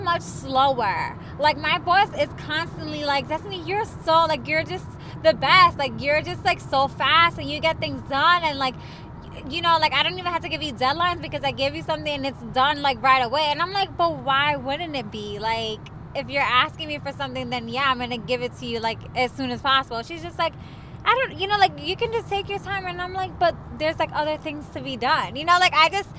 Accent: New York, United States; moved away as an adult; now in Texas, United States; I'm from New York

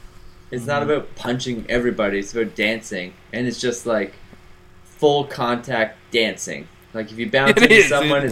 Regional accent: Georgetown, Ontario, Canada; where we grew up in Georgetown, Ontario, Canada is like so white

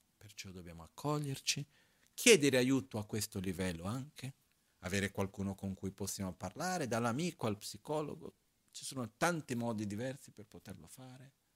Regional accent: Brazil; now in Italy; la mia infanzia in Brasile, quando ero piccolino

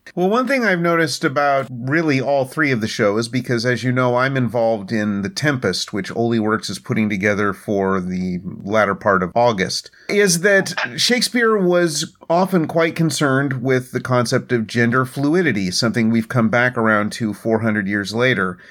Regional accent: Oklahoma, United States; moved away; it really reminds me of Oklahoma, where I came of age

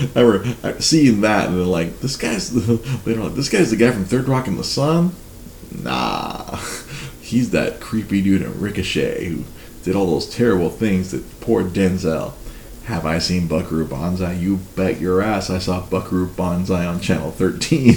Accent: Los Angeles, California, United States; I was born in a hospital that no longer exists in East

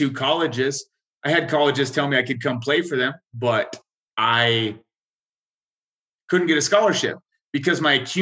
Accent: rural northwestern Montana, United States; also born or lived in Wailuku, Hawaii / Alaska; I grew up in a town that might have had 5,000 people.

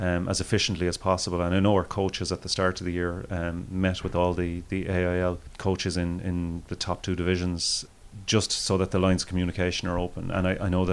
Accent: Cork, Munster, Ireland; I'm from Cork myself

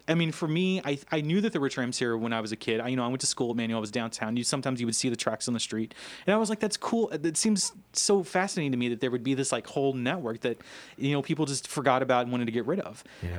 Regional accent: Louisville, Kentucky, United States; moved away as an adult; also born or lived in Sofia, Bulgaria; I'm from Louisville

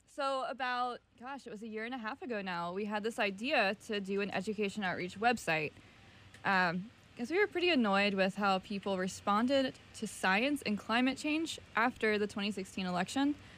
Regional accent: Virginia, United States; I'm from the South, so Virginia

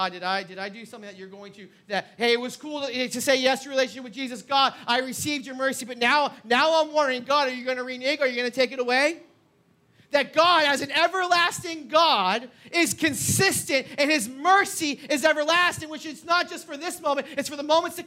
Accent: New England, United States; moved away; I grew up in New England

